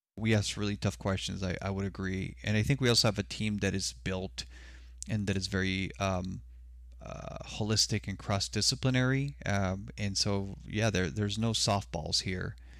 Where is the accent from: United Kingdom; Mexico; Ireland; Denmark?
Mexico; Sonora; now in Tucson, United States; I was born in Mexico, so I identify as Mexicano. Uh, my mom and I immigrated to the U S in the late nineteen eighties